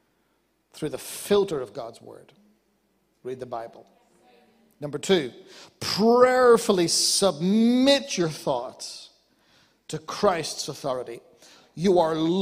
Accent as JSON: {"language": "English", "country": "Ireland", "said": "I'm Irish"}